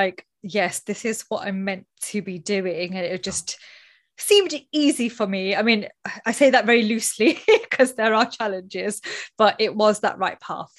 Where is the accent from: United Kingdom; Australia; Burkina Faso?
United Kingdom; talking about salaries is something that we don't openly do, especially in Britain. Being British is like, no, must not talk about it.